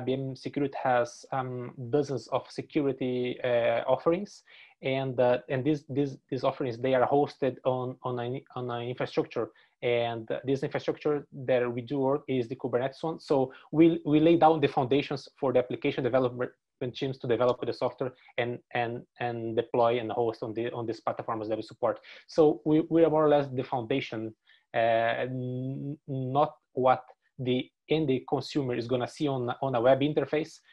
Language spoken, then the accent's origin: English; Brazil; English is a second language; moved away as an adult; now in Dublin, Ireland; I came from Brazil to study the master's on Griffith College